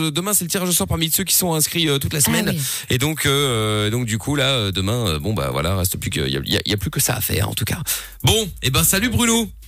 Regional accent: Porto, Norte, Portugal; moi, euh, du, Porto.

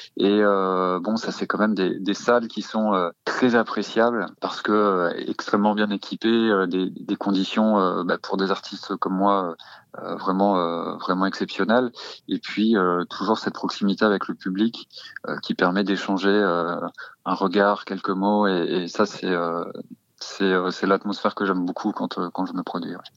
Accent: Normandy, France; je, suis euh, normand et là où j'ai grandi

